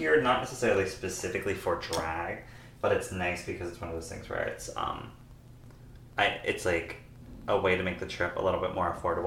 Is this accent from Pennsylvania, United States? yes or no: yes; Pennsylvania, United States; now in Stockton, United States; I'm from Pennsylvania